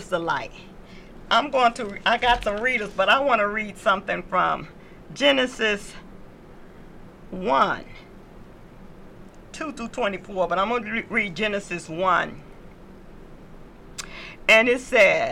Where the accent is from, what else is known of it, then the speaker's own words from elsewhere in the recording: the South, United States; moved away; I come from the South